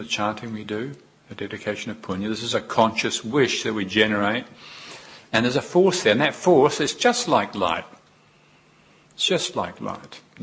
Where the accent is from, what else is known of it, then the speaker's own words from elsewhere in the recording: New Zealand; moved away as an adult; I was newly come, and I was from New Zealand, very obviously. And my accent, and newly arrived in this wonderful country.